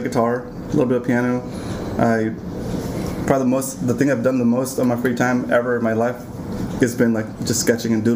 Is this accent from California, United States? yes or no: yes; Ventura County, California, United States; now in San Diego, United States; I grew up in Ventura County